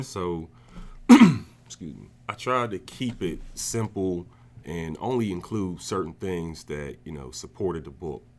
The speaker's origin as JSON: {"language": "English", "region": "New Jersey", "country": "United States", "tie": "born or raised there", "moved": "as an adult", "lives_now": "Pittsburgh, United States", "said": "I'm originally from New Jersey. I grew up there most of my life. Um, around the age of eighteen, I moved to Pittsburgh"}